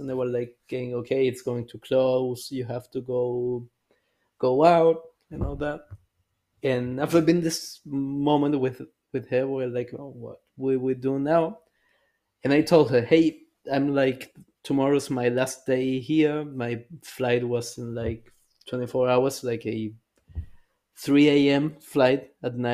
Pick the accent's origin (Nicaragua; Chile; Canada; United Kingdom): Chile; now in Erfurt, Germany; we're both from Chile